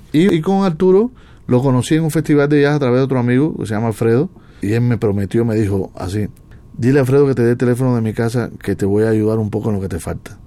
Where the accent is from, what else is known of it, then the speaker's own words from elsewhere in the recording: Cuba; now in Mexico; en mi tierra no fui profeta